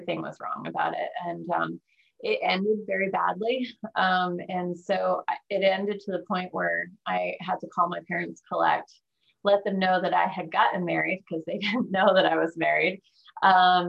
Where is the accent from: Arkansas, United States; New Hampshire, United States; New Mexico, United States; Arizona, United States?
New Hampshire, United States; moved away as an adult; also born or lived in North Carolina / Chicago / San Antonio / Florida; now in Nashville, United States; I'm originally from New Hampshire, joined the military out of New Hampshire